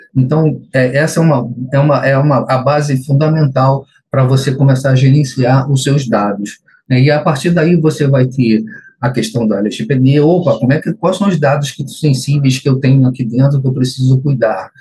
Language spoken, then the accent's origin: Portuguese; Niterói, Rio de Janeiro, Brazil; sou aqui de Niterói, Rio de Janeiro